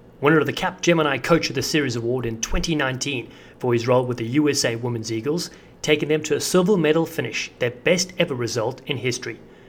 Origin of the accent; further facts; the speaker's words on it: South Africa; accent: South African; moved away; despite my South African accent